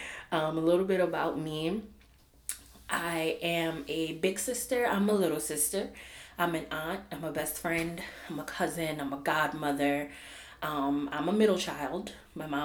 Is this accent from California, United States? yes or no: no; New Orleans, Louisiana, United States; Growing up in New Orleans